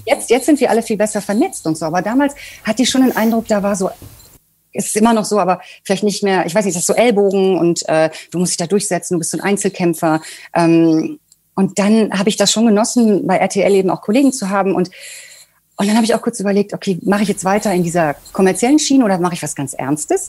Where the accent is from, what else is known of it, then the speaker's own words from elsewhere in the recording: Bocholt, North Rhine-Westphalia, Germany; moved away; meiner Heimatstadt Bocholt. Ich komme nämlich eigentlich aus einem Kaff